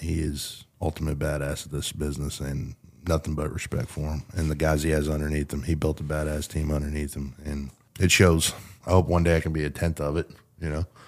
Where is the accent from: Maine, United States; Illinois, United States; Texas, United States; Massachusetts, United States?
Texas, United States; Sanger; where I grew up in Sanger